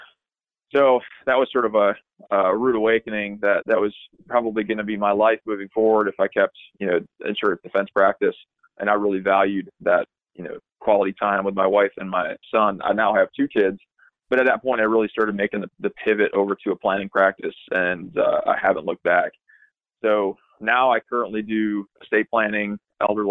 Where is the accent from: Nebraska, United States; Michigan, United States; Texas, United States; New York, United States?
Michigan, United States; moved away as an adult; also born or lived in Grand Rapids, Michigan; now in North Carolina, United States; I'm from Michigan originally